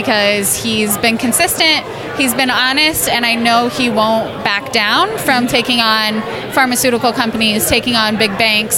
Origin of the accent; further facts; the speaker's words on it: Cedar Rapids, Iowa, United States; I'm from Cedar Rapids, Iowa.